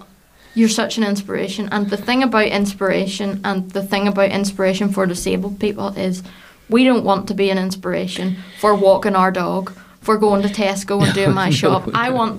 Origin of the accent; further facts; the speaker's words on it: Larne, Northern Ireland, United Kingdom; I'm a woman from Larne